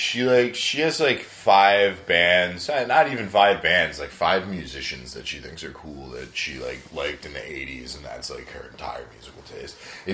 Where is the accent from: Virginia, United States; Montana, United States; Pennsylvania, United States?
Virginia, United States; Herndon; moved away; I'm from Northern Virginia, from Herndon. Herndon, Virginia, it's about like 30, 45 minutes like southwest of D.C.